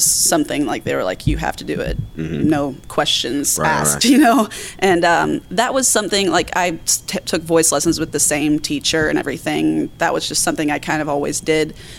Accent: Pinehurst, North Carolina, United States; moved away as an adult; now in Charlotte, United States; I moved to Pinehurst, North Carolina when I was about 4 years old

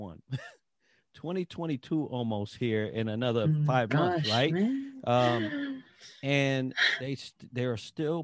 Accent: Puerto Rico; I'm from Puerto Rico. I've always said that since I was a little kid.

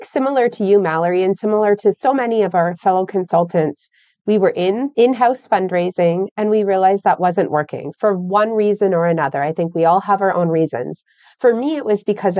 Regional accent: Canada; I'm from Canada

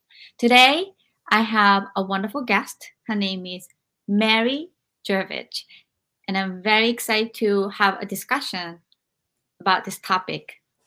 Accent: Japan; moved away; when I was growing up in Japan

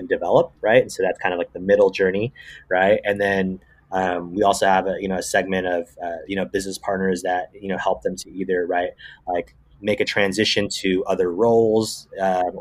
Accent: Bay Area, California, United States; I'm from the Bay Area

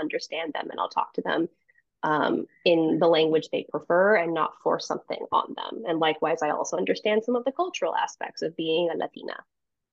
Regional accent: United States; I was born in the United States

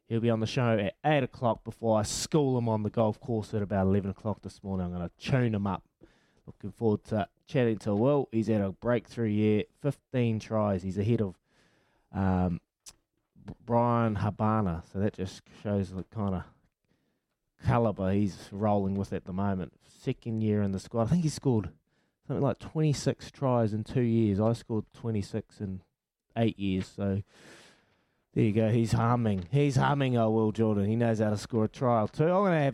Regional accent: New Zealand; my hometown, the CD Stags

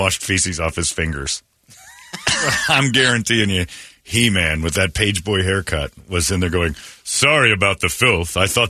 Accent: Alabama, United States; I'm from Alabama.

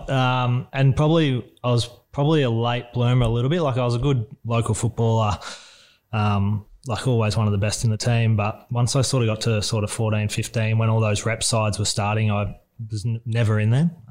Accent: Emerald, Victoria, Australia; born or raised there

